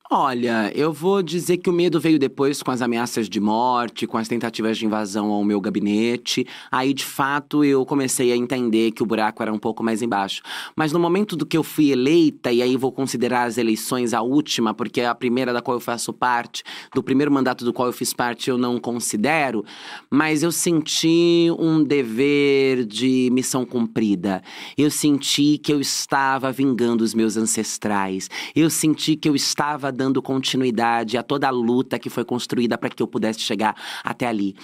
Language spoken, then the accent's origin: Portuguese; Francisco Morato, São Paulo, Brazil; A minha infância eu cresci em Francisco Morato, criada pelas minhas avós